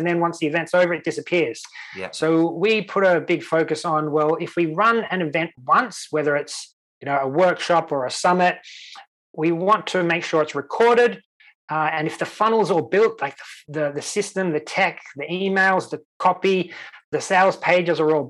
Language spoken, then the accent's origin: English; Sydney, New South Wales, Australia; now in Sweden; the local weatherman that I grew up with in Australia, in Sydney